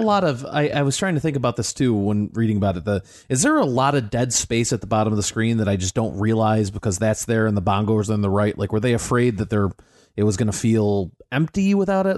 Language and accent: English; United States; as the American on the show